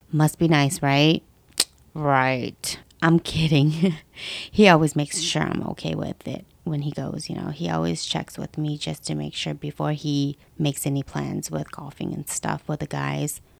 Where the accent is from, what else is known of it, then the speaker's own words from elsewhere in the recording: West Coast, United States; I was born and raised in the West Coast, and I'm still here till this day.